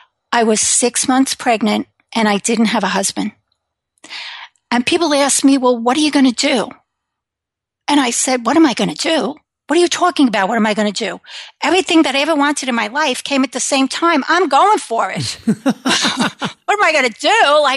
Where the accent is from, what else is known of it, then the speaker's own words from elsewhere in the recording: New York, United States; now in Connecticut, United States; So I live in Connecticut with my husband. I am originally from New York.